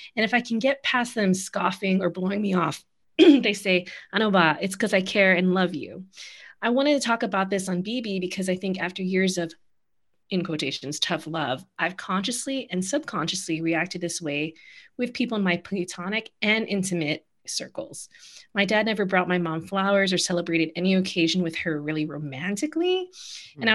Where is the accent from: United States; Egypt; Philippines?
Philippines; my life as a Filipino